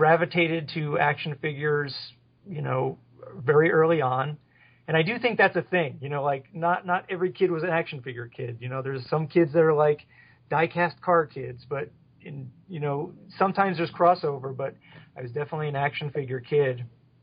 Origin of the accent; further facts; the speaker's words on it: West Milford, New Jersey, United States; now in Phoenix, United States; I grew up in West Milford, New Jersey